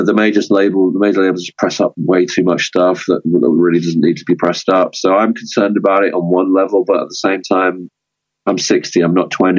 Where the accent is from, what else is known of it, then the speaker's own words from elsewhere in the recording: London, United Kingdom; moved away as an adult; now in Brighton, United Kingdom; growing up in London, in the punk scene